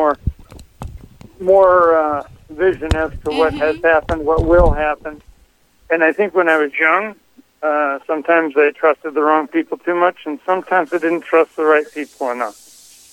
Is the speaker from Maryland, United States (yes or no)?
no; Iowa, United States; I'm from Iowa